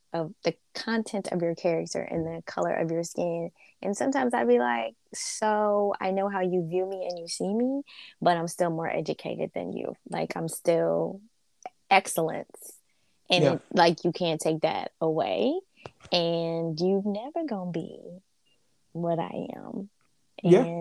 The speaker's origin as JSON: {"language": "English", "region": "Northeast", "country": "United States", "tie": "born or raised there", "also_born_or_lived": "the South (US)", "said": "I was born in the South and grew up in the Northeast"}